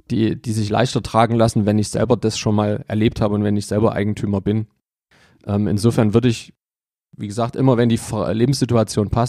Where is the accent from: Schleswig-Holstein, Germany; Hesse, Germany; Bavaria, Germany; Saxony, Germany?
Saxony, Germany; Leipzig; also born or lived in Munich; also ich bin gebürtiger Leipziger, ich habe mal fünf Jahre in München gelebt und ähm, das waren die Jahre 2000 bis 2004.